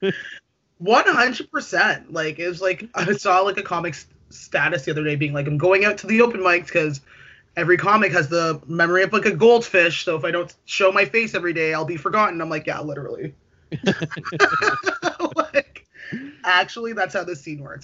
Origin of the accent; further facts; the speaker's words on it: Toronto, Ontario, Canada; I'm from Scarborough